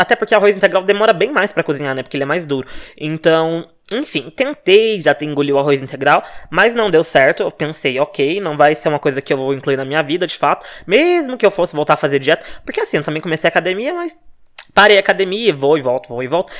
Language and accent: Portuguese; Minas Gerais, Brazil; moved away as an adult; now in São Paulo, Brazil; eu nasci em Minas, morava em Minas, né? Mudei pra São Paulo fazem dois anos